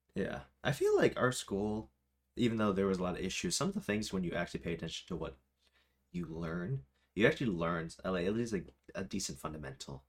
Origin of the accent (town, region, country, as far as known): United States; also born or lived in Rochester, New York